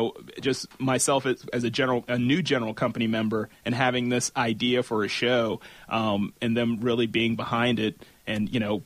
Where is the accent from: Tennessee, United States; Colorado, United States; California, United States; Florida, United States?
Florida, United States; moved away as an adult; now in Atlanta, United States; I'm originally from Florida